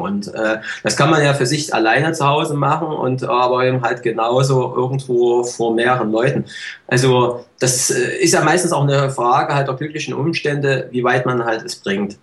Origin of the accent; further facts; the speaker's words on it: East Germany, Germany; Ich komme ja nun aus dem Osten